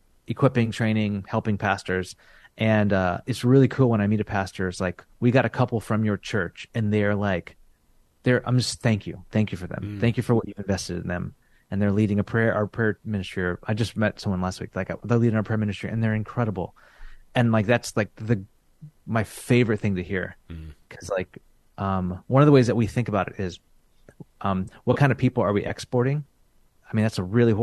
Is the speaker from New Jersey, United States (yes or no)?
no; Central California, United States; moved away as an adult; now in San Francisco, United States; We grew up in Central California